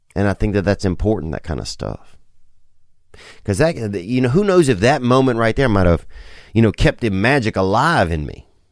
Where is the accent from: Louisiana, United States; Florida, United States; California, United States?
Louisiana, United States; growing up in Louisiana